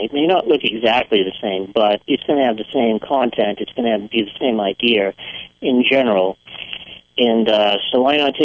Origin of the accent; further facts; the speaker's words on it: Northeast, United States; moved away; also born or lived in Maine; I was born in the Northeast